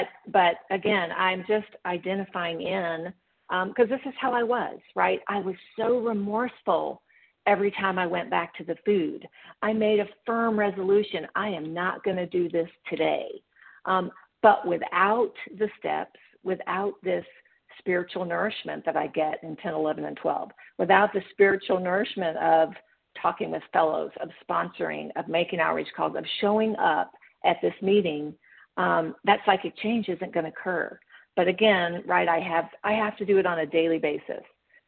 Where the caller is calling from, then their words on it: Memphis, Tennessee, United States; I'm calling from Memphis, Tennessee.